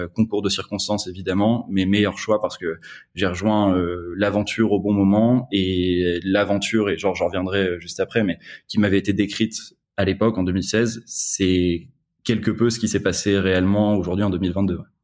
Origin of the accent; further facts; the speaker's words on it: north of France, France; moved away as an adult; now in Paris, France; je suis originaire du, nord de la France